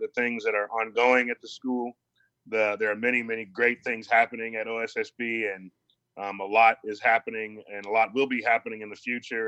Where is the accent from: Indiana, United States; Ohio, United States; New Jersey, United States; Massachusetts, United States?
Ohio, United States; Columbus; I grew up in Columbus, Ohio.